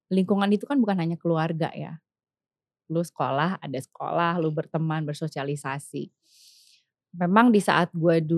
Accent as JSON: {"language": "Indonesian", "town": "Bandung", "region": "West Java", "country": "Indonesia", "tie": "born there", "said": "Gue lahir di sini"}